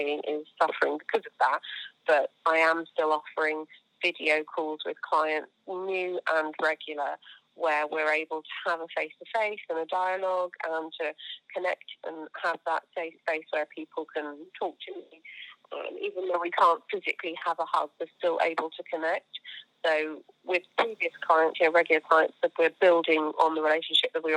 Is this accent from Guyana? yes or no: no; Surrey, South East England, United Kingdom; now in Coventry, United Kingdom; I am from Surrey